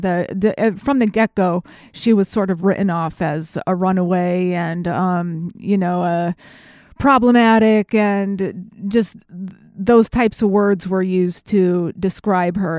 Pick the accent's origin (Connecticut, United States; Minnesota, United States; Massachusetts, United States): Connecticut, United States; I'm from Connecticut